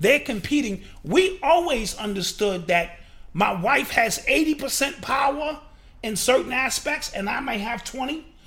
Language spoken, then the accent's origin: English; New York City, New York, United States; the era in which I grew up in New York City